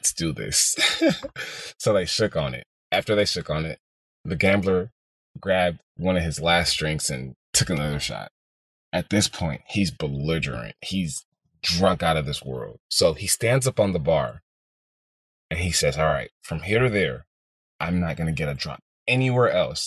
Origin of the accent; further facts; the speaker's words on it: Houston, Texas, United States; also born or lived in Boston, Massachusetts; I grew up in the heart of Houston, Texas.